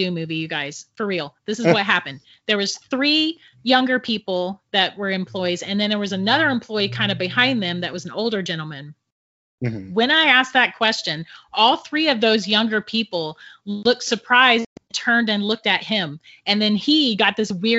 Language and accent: English; St. Augustine, Florida, United States; we're from St. Augustine and St. Augustine is like crazy haunted